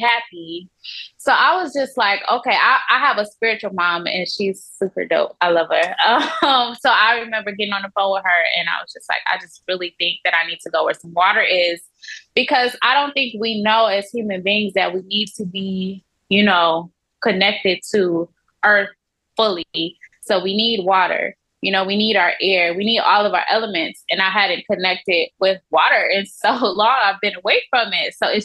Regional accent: Buchanan, Michigan, United States; also born or lived in Atlanta, Georgia / Scottsdale, Arizona; now in Mexico; I am originally from Michigan. It's a small town called Buchanan, Michigan.

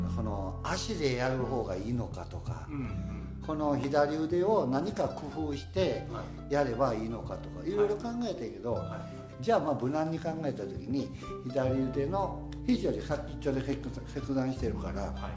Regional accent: Otsu, Shiga, Japan; 中学まではこの田舎っていうのは幼稚園から中学までまあほとんど人変わらへんねんね同じ顔ぶれでずっと過ごしていく

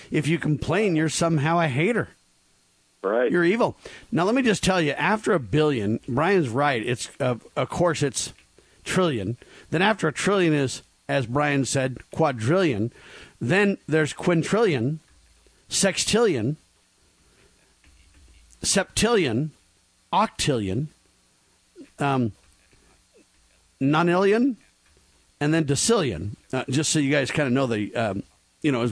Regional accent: Chicago, Illinois, United States; I come from Chicago.

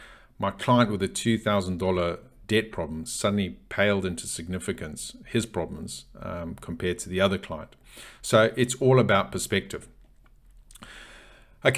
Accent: Zimbabwe; You know, I grew up in Zimbabwe, in Africa, and I personally, and I greatly admire Nelson Mandela.

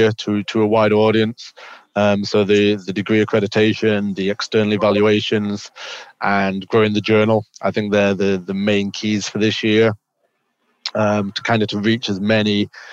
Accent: England, United Kingdom; also born or lived in Oregon; I grew up in England, playing basketball, played kind of a high level junior basketball over in England

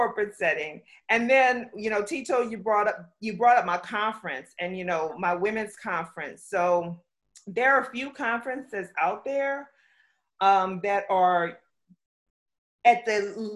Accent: South Louisiana, United States; also born or lived in Pflugerville, Texas / Buford, Georgia; now in Orlando, United States; I grew up in the South. I am a Southern girl through and through. I'm from South Louisiana

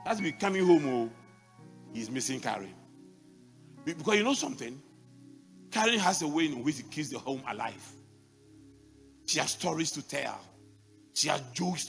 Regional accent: Mampong, Ghana; born or raised there

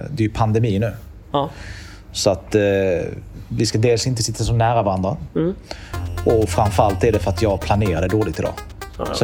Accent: Malmö, Skåne, Sweden; Jag kom ju från Malmö, som redan Malmö då var ju inte så roligt.

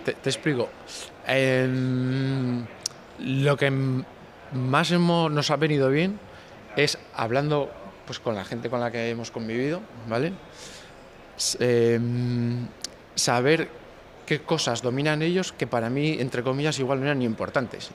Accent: Santander, Cantabria, Spain; also born or lived in Barcelona; el núcleo de duro somos de Santander

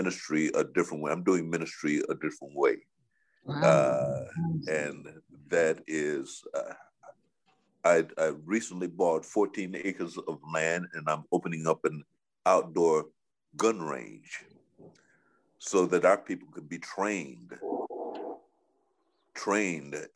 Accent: Chicago, Illinois, United States; I'm one of them crazy West Side boys from Chicago

